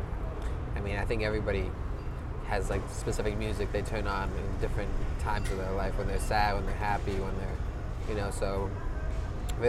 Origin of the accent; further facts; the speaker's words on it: New York, United States; moved away as an adult; now in San Diego, United States; I grew up in New York, and then I came out for school 5 years ago.